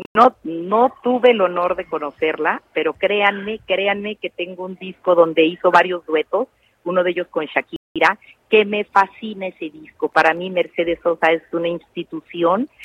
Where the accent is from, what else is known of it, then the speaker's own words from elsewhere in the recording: Mexico; como mexicana orgullosa de serlo